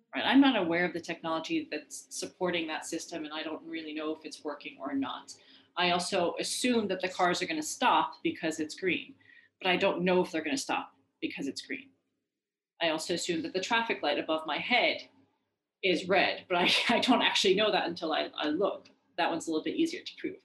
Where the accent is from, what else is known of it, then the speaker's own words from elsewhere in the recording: Iran; moved away; I'm from Iran